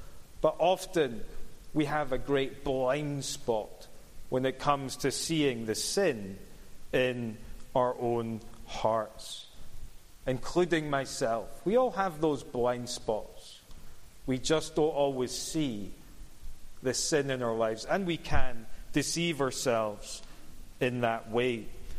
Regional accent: Cumbernauld, Scotland, United Kingdom; Or it's because I grew up in Cumbernauld. What do you expect?

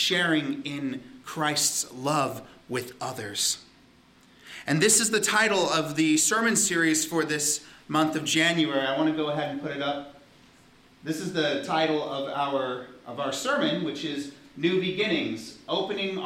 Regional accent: Southern California, United States; moved away as an adult; also born or lived in Hawaii; now in Ontario, Canada; growing up in Southern California in the desert, and we were by a mountain, and so every so often we would get snow.

